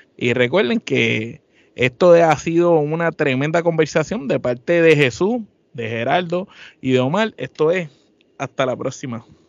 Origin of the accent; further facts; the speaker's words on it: Puerto Rico; somos de Puerto Rico